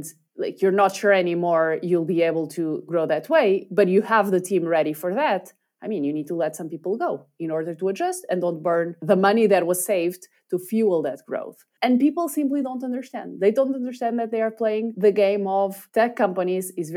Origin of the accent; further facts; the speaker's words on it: Portugal; we happened to be Portuguese